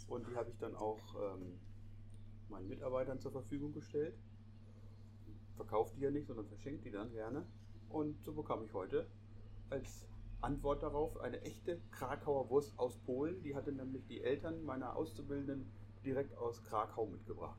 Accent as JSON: {"language": "German", "area": "Lüneburg Heath", "region": "Lower Saxony", "country": "Germany", "said": "hier bei uns in der Lüneburger Heide"}